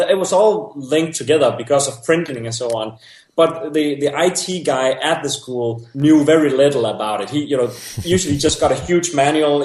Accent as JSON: {"language": "English", "country": "Denmark", "tie": "born or raised there", "said": "I grew up in Denmark"}